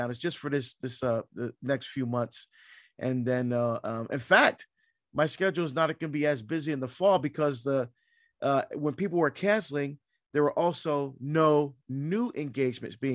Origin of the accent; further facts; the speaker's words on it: Barbados; born there; Yeah, so I was born in Barbados, uh, in the West Indies, in the Caribbean.